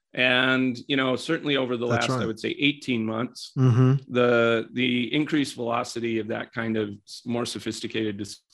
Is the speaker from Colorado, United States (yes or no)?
yes; Colorado, United States; So if we take some consumer brand type things in my home state of Colorado